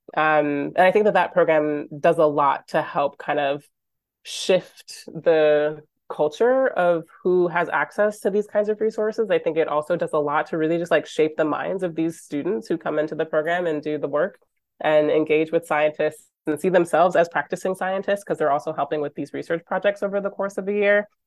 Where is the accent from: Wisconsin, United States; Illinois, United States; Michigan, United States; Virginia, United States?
Michigan, United States; moved away as an adult; now in Vancouver, Canada; I grew up in Michigan